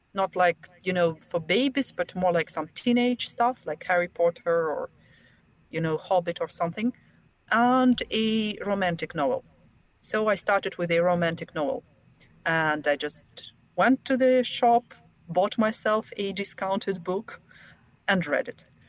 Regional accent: Belarus; first language Russian; English is a second language; moved away as an adult; now in Finland; I'm from Belarus, so we have two national languages, Russian and Belarusian.

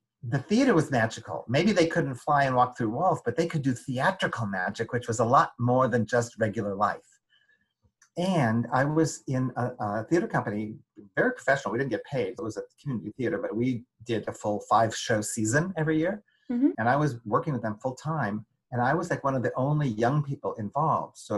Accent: United States; also born or lived in Paris, France / Denver; I lived in France for 5 years, but I'm really American

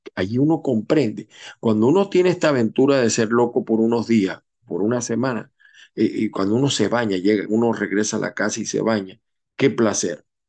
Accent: Venezuela; moved away; como buen venezolano

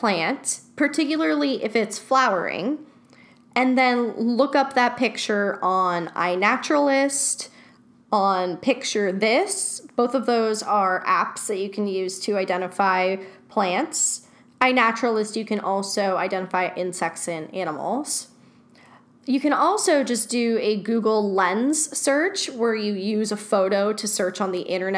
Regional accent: Los Angeles, California, United States; Growing up in Chatsworth, I remember going to Chatsworth Park with friends

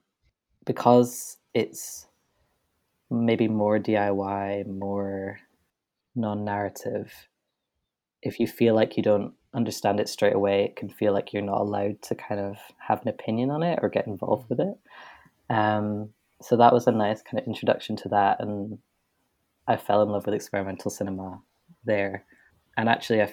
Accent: Edinburgh, Scotland, United Kingdom; I grew up in Edinburgh, so the Edinburgh International Film Festival was there

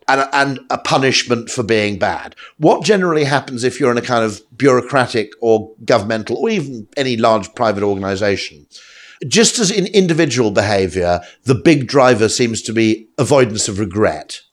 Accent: United Kingdom; I'm a Brit

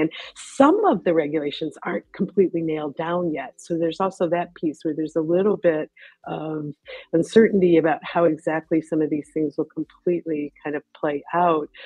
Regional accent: United States; accent: American; now in London, United Kingdom; despite my blaring American accent, I live and work in, in London

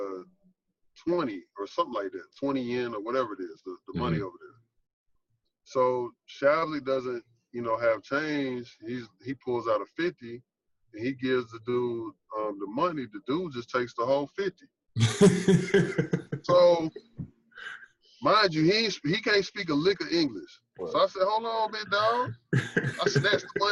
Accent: Riverdale, Georgia, United States; I'm from the South Side, like, all I know, hey, look, all I know is North Clayton, Riverdale.

